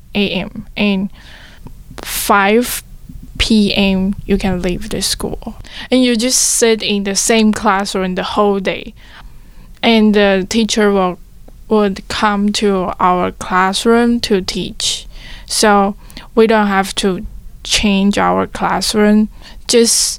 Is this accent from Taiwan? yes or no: yes; Taiwan; moved away as an adult; I come from Taiwan.